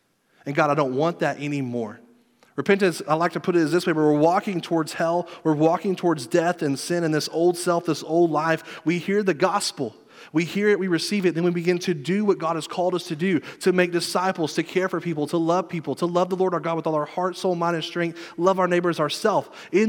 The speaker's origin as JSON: {"language": "English", "region": "Southern United States", "country": "United States", "tie": "born or raised there", "said": "I grew up in church in the Bible Belt like everybody else."}